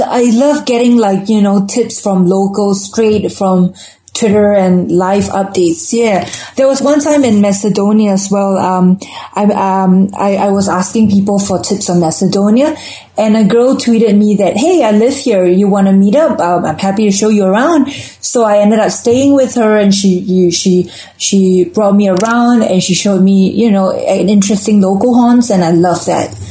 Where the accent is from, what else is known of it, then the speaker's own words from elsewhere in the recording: Singapore; moved away as an adult; also born or lived in London; growing up in Singapore, we're a pretty consumeristic society